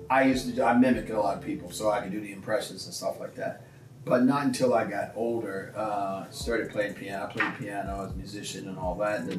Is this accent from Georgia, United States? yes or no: no; South Carolina, United States; born there; because the fact that I was born in South Carolina, I was adopted.